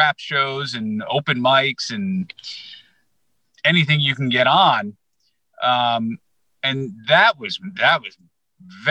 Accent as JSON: {"language": "English", "country": "United States", "tie": "born or raised there", "moved": "yes", "lives_now": "Chicago, United States", "said": "I grew up in the New York market"}